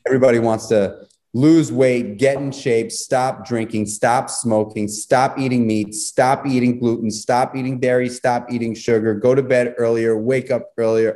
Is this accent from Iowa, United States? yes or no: no; New York City, New York, United States; I grew up in New York City